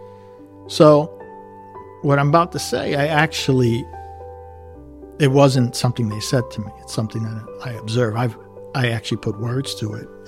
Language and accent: English; Elizabeth, New Jersey, United States; it was my hometown and it's literally around the corner